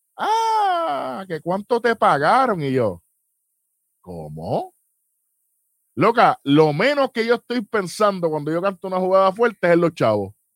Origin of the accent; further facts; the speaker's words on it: San Juan, Puerto Rico; yo me crié toda la vida en San Juan